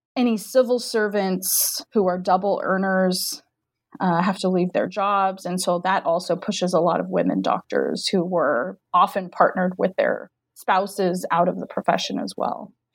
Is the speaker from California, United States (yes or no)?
yes; Diamond Bar, California, United States; moved away as an adult; also born or lived in Maryland / Central Virginia; now in Virginia, United States; from Diamond Bar, California, which is a suburb of Los Angeles